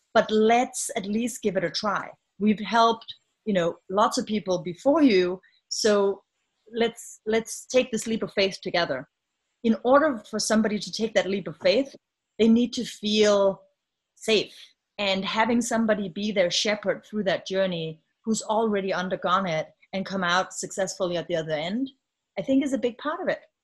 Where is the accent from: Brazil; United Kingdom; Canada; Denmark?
Denmark; moved away as an adult; now in United States; I'm from Denmark so um, having grown up in a country where there's a safety net